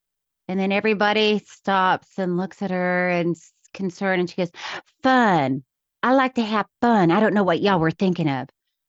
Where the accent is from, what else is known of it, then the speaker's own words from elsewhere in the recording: Miami Beach, Florida, United States; born there; No, I wasn't born in I was born in Miami Beach, but Frostproof, my dad was born in Frostproof.